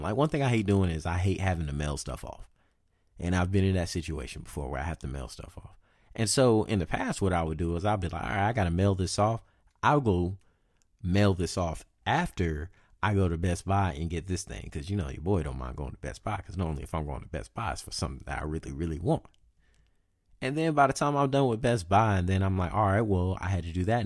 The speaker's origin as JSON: {"language": "English", "region": "the South", "country": "United States", "also_born_or_lived": "California", "moved": "yes", "said": "I'm from the South"}